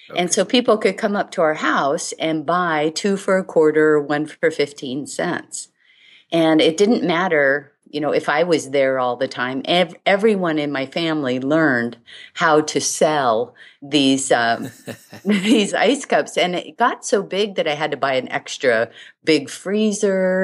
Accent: Hawaii, United States; I was born and raised in Hawaii

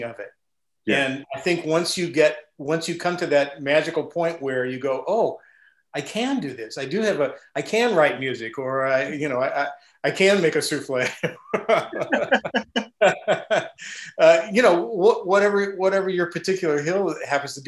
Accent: Midwest, United States; I grew up in the Midwest

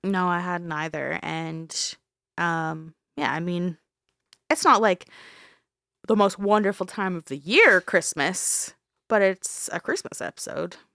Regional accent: Canada; We're Canadian

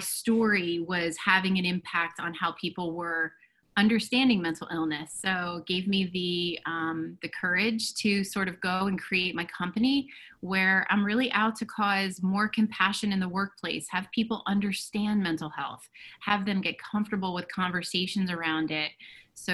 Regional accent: New Jersey, United States; I live in New Jersey. I am a resident of my hometown

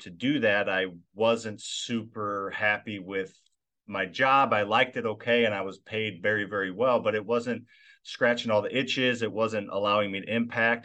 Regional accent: Midwest, United States; I grew up in the Midwest.

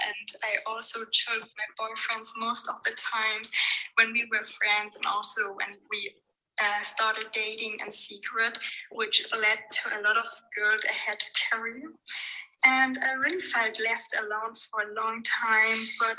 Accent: Germany; So basically, I was born and raised in Germany, but not really religiously. Both my parents are Persian

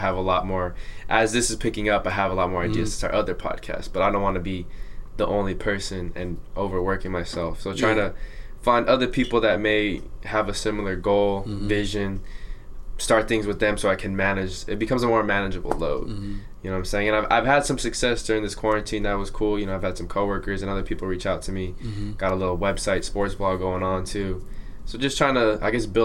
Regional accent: Santa Ana, California, United States; I'm a kid from Santa Ana. Like, I grew up in a house

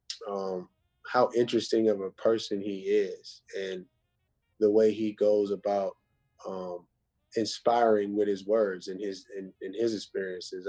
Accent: Pittsburgh, Pennsylvania, United States; I'm from the Pittsburgh, greater Pittsburgh area

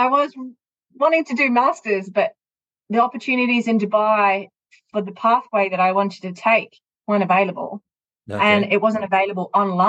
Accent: Australia; moved away as an adult; now in Oman; I'm Australian, but I'm based in Oman.

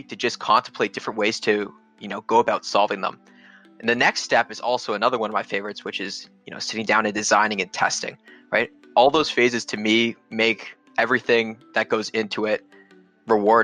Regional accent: Canada; me being Canadian

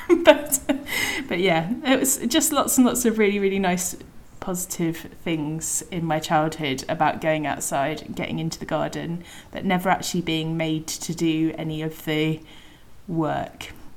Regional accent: Devon, South West England, United Kingdom; I was brought up in Devon

